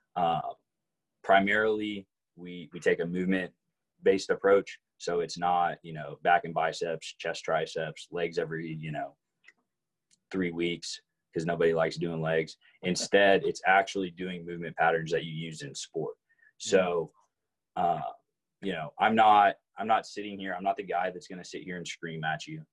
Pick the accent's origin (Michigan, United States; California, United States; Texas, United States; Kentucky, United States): Texas, United States; Arlington; also born or lived in Fort Worth, Texas; grew up in Arlington. Didn't leave Arlington until I guess my freshman year of college.